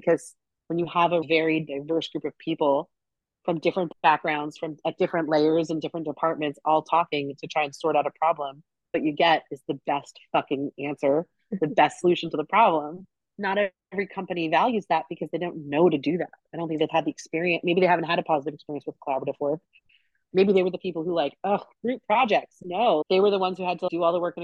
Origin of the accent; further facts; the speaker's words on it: Long Island, New York, United States; moved away as an adult; now in Pacific Northwest, United States; I grew up in New York. I grew up on Long Island